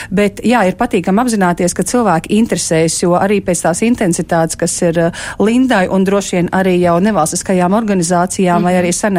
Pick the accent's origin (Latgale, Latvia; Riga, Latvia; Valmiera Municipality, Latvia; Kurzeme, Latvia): Kurzeme, Latvia; Ventspils; jo es esmu Ventspilniece, un es tiešām ar lielu lepnumu nesāju savu tērpu.